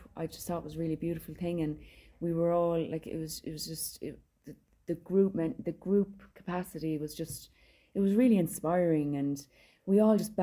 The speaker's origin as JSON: {"language": "English", "country": "Ireland"}